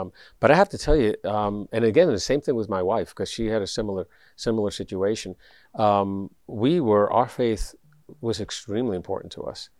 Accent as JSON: {"language": "English", "town": "New York City", "region": "New York", "country": "United States", "tie": "born or raised there", "said": "I grew up in the South Bronx"}